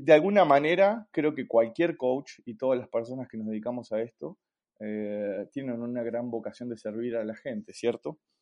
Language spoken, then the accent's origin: Spanish; Buenos Aires, Argentina; moved away as an adult; also born or lived in La Plata, Argentina; now in Santiago, Chile; soy argentino de Buenos Aires